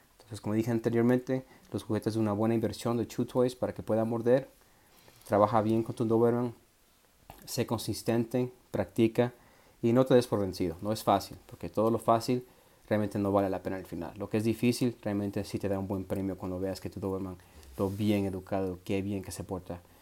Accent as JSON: {"language": "Spanish", "country": "Ecuador", "tie": "born or raised there", "also_born_or_lived": "Puerto Peñasco, Mexico", "moved": "yes", "said": "Ecuador, donde nací"}